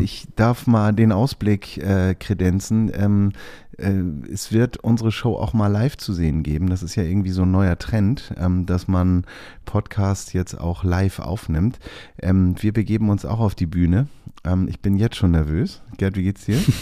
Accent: Hamburg, Germany; Ich bin ja auch Hamburger

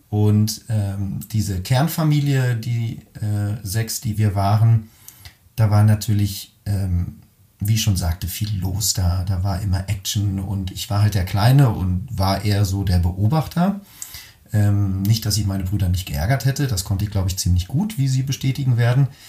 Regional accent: Caldes d'Estrac, Catalonia, Spain; zwischen dem 10. und dem 23. Lebensjahr habe ich eben dort gelebt und bin dort aufgewachsen in der Nähe von Barcelona in einem wunderschönen kleinen Örtchen namens Caldetas, direkt am Strand.

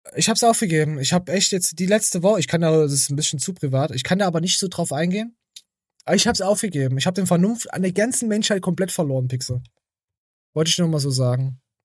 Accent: Thuringia, Germany; bei uns in Thüringen

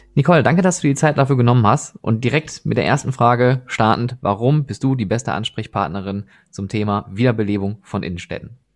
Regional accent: Oberhausen, North Rhine-Westphalia, Germany; now in Essen, Germany; ich selber bin gebürtiger Oberhausener

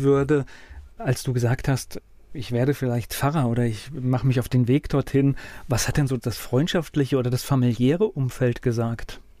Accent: Mainz area, Rhineland-Palatinate, Germany; ich bin ja auch in Nordrhein-Westfalen geboren und zum Glück dann hier aufgewachsen.

